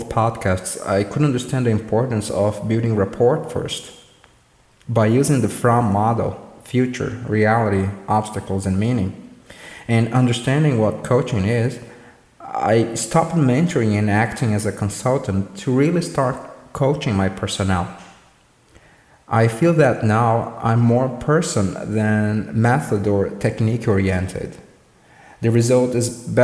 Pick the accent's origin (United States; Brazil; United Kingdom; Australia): Brazil; accent: Brazilian; English is a second language; my Brazilian accent